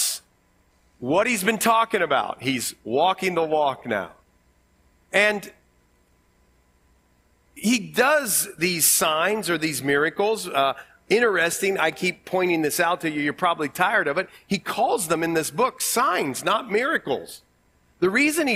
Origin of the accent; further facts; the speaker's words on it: Ohio, United States; accent: Ohio; my Ohio accent